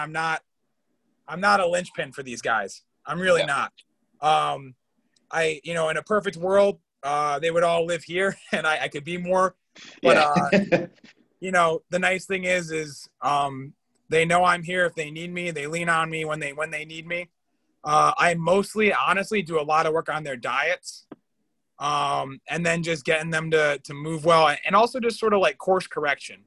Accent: Connecticut, United States; also born or lived in Chicago, Illinois, United States; I'm from Connecticut, but I was born in Chicago

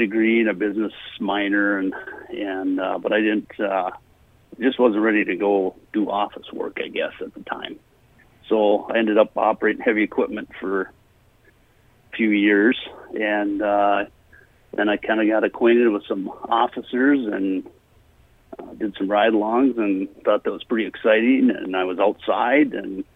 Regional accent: Mora, Minnesota, United States; I grew up in Mora and went to high school here and grade school, high school. Spent my whole life here

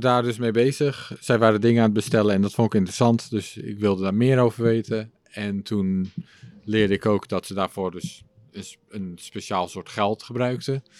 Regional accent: Schagen, North Holland, Netherlands; first language English; also born or lived in England; now in Utrecht, Netherlands; in het dorpje waar ik vandaan kom, het stadje. Schagen, daar noemen ze het een stad

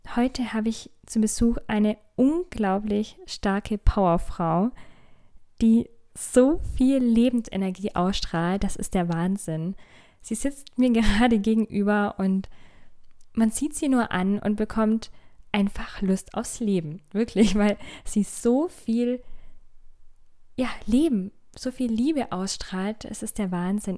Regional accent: Hechingen, Baden-Württemberg, Germany; moved away; Städtchen Heching, wo ich ursprünglich auch herkomme.

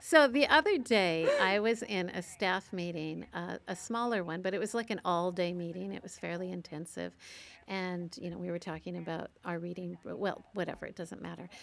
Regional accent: Canada; I'm a Canadian

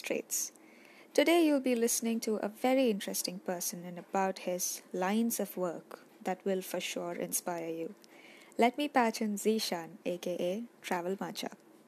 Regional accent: Kozhikode, Kerala, India; I'm from Kerala

